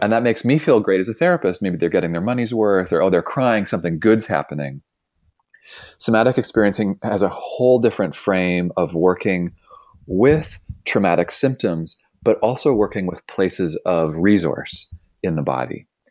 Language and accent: English; Toronto, Ontario, Canada; moved away as an adult; now in Bay Area, United States; I grew up in Toronto.